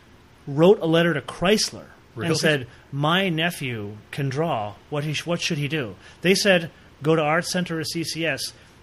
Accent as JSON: {"language": "English", "region": "New York", "country": "United States", "said": "I'm from New York."}